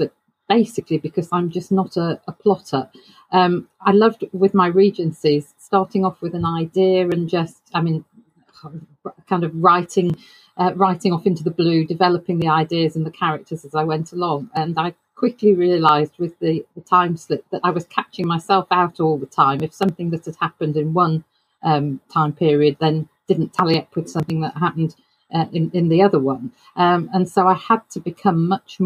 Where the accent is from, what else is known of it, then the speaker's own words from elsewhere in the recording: United Kingdom; a British author